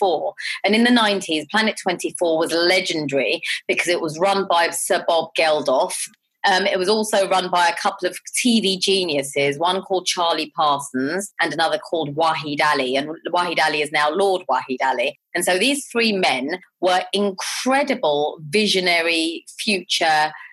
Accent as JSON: {"language": "English", "region": "London", "country": "United Kingdom", "tie": "born or raised there", "said": "I grew up in Southall and Harlesden"}